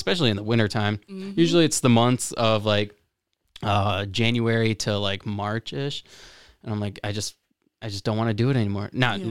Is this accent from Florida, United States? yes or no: yes; Lake Worth, Florida, United States; Oh, okay. I'm from Lake Worth.